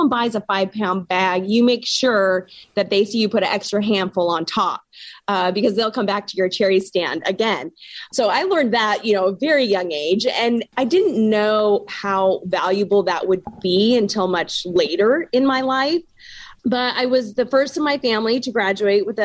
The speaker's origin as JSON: {"language": "English", "region": "Washington", "country": "United States", "tie": "born or raised there", "said": "I was born and raised in Washington State, so I absolutely love this state"}